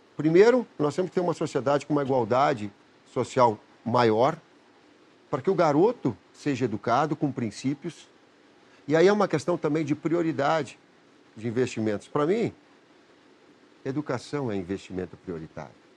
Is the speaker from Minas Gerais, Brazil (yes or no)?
no; Caxias do Sul, Rio Grande do Sul, Brazil; Caxias, onde eu nasci, era uma, uma zona rural